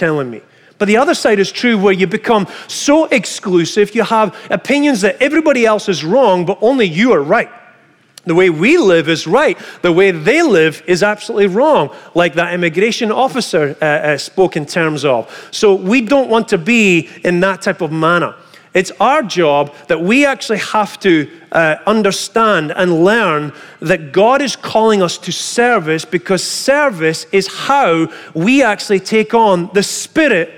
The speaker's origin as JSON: {"language": "English", "region": "Scotland", "country": "United Kingdom", "moved": "yes", "said": "I come from Scotland"}